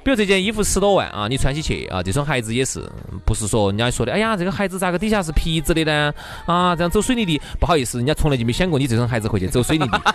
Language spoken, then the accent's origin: Chinese; China